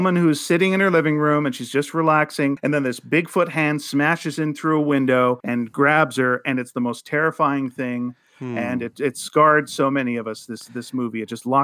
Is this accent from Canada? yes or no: yes; Vancouver, British Columbia, Canada; also born or lived in Montreal; when I moved to Vancouver from Montreal, I was like 10 years old